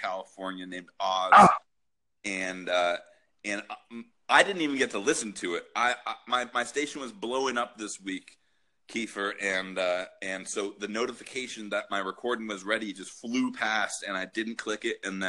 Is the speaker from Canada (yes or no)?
yes; Canada; as a Canadian